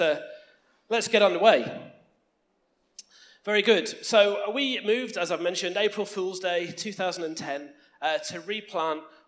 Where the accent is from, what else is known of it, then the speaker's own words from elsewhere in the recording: United Kingdom; moved away as an adult; now in Launceston, Australia; We grew up in another small island that you might have heard of, off the northwest coast of France, somewhere known as the previously United, Kingdom.